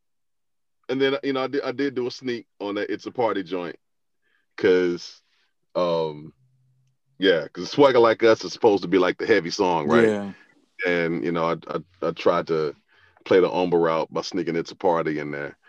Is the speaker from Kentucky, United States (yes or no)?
no; Alabama, United States; I'm from Bama, right? You know, so I mean, this is deep, deep, dirty South.